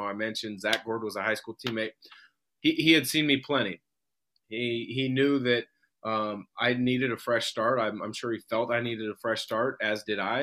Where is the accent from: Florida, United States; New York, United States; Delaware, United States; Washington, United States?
Washington, United States; Vancouver; also born or lived in Portland, Oregon; I grew up in Portland until second grade. We moved to Vancouver, Washington